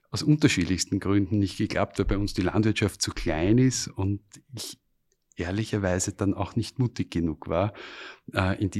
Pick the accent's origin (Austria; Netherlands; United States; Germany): Austria; Styria; Ich bin äh, ursprünglich aus der Steiermark. Wir haben dort einen kleinen Bauernhof. Und äh, als Bub bist du natürlich auf der einen Seite fasziniert von den Traktoren